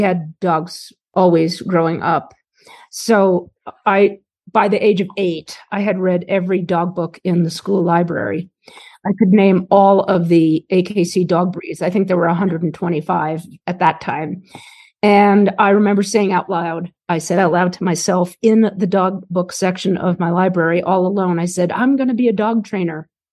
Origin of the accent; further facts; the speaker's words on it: New York City, New York, United States; when I was very young, we grew up in New York City